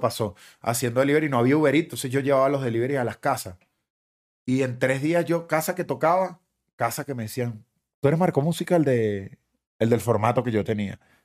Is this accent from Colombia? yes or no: no; Guatire, Miranda, Venezuela; moved away as an adult; also born or lived in Caracas, Venezuela; now in Miami, United States; toda esa gente con la que me crié y guatire